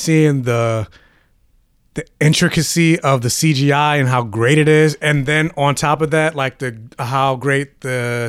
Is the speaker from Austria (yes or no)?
no; United States